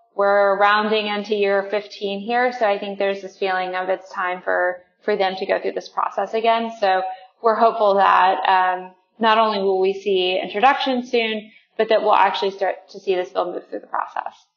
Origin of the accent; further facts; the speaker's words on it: West Virginia, United States; my home state of West Virginia.